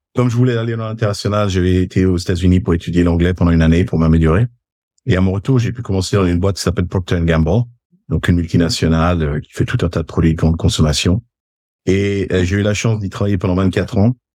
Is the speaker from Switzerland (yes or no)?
yes; Geneva, Switzerland; je suis né à Genève, euh, de parents d'origine suisse, même si du côté de ma maman, ils étaient italiens. Donc, on a eu un petit peu ces deux cultures dans la famille en grandissant